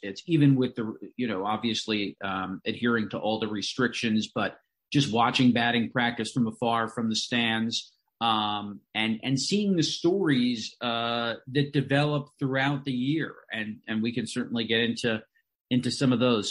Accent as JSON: {"language": "English", "area": "Long Island", "region": "New York", "country": "United States", "tie": "born or raised there", "moved": "as an adult", "lives_now": "Binghamton, United States", "said": "I'm from Long Island, and certainly a lot of folks, uh, that went to my high school went to Binghamton University"}